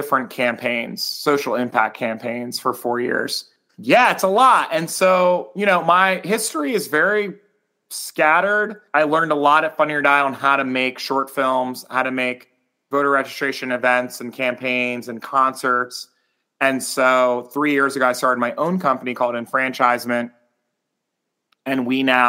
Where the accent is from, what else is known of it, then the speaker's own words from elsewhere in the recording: Trenton, New Jersey, United States; also born or lived in Virginia; now in Washington, D.C., United States; I grew up as like a very confused Blasian in Trenton, New Jersey